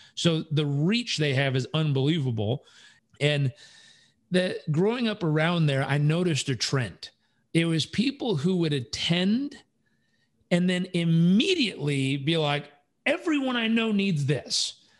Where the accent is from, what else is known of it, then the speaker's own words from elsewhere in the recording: Southern California, United States; moved away; also born or lived in Uganda; I grew up in Southern California